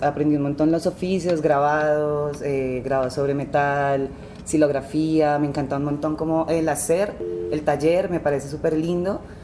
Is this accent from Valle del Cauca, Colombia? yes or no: yes; Cali, Valle del Cauca, Colombia; moved away; also born or lived in Bogotá / Tuluá; nací en el Valle del Cauca en 1995